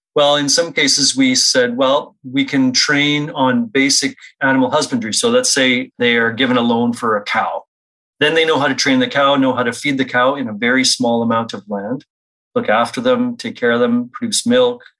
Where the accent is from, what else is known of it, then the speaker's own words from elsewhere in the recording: Saskatchewan, Canada; now in Winnipeg, Canada; I grew up mostly in Saskatchewan, Treaty 4 territory. I'm now in Treaty 1 alongside with you.